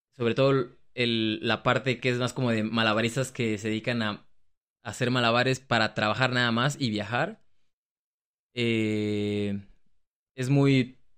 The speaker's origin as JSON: {"language": "Spanish", "country": "Mexico", "also_born_or_lived": "Australia", "moved": "as an adult", "lives_now": "Germany", "said": "digo que soy de México"}